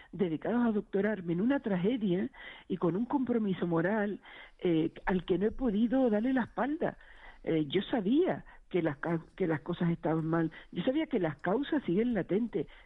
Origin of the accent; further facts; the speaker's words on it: Canary Islands, Spain; now in Madrid, Spain; yo soy de Gran Canaria, yo llevo 43 años viviendo en Madrid